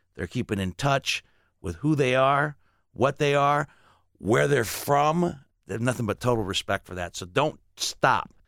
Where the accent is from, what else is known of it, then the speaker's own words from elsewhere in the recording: Dolton, Illinois, United States; also born or lived in Gary, Indiana; I was born in Gary, lived in Chicago, suburb called Dalton